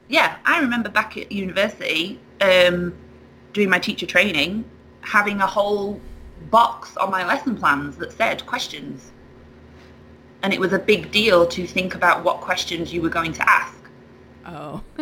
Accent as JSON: {"language": "English", "country": "United Kingdom", "lives_now": "United States", "said": "Um, well, I have moved from the UK to the US"}